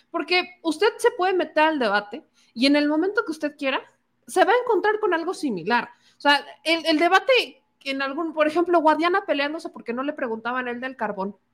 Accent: Coahuila, Mexico; Si son de Coahuila, pónganme aquí, yo soy de Coahuila y el debate ganó tal o no me gustó o lo que ustedes quieran.

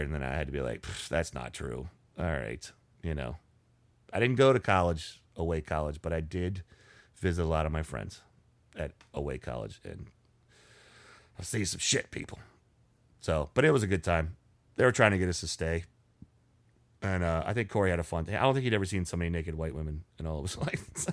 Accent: Richmond, United States; we're from Richmond

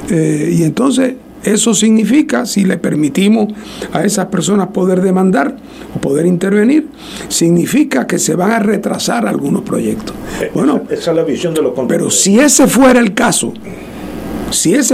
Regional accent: Guánica, Puerto Rico; Eh, y es más que yo no soy ni de ese pueblo, yo soy de Guánica que estaba paseando por

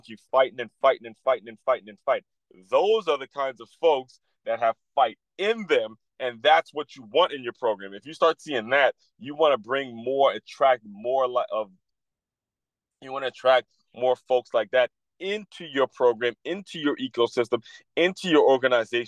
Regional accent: Silver Spring, Maryland, United States; my hometown of Silver Spring, Maryland

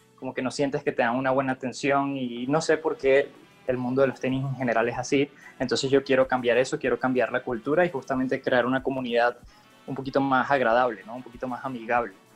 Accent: Venezuela; moved away as an adult; yo soy venezolano, llegué acá hace tres años aproximadamente

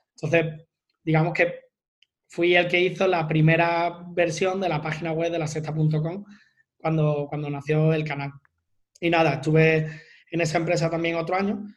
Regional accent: Málaga, Andalusia, Spain; yo soy de Málaga

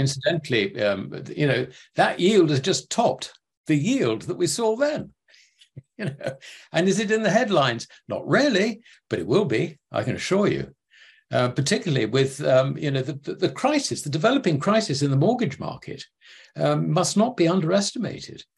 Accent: United Kingdom; sitting as a Brit

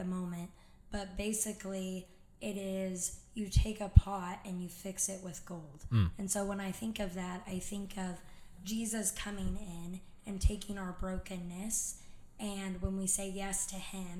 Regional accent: Florida, United States; moved away as an adult; also born or lived in Montana; now in Grand Junction, United States; I'm from Florida. So I moved from Florida to Montana.

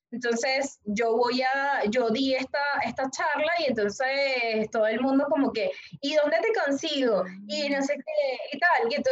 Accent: Venezuela; moved away as an adult; now in Panama; soy venezolana, eh, pero hace 11 años que vivo eh, en Panamá

